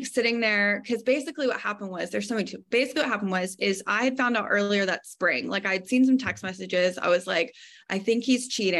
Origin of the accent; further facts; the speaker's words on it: Arkansas, United States; moved away as an adult; also born or lived in East Texas; So I'm originally from Arkansas.